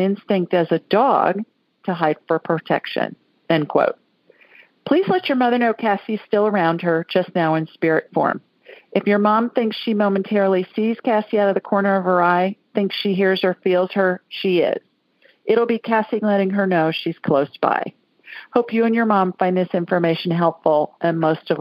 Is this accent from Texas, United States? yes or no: no; Worthington, Ohio, United States; now in Alabama, United States; I grew up in Worthington, right next door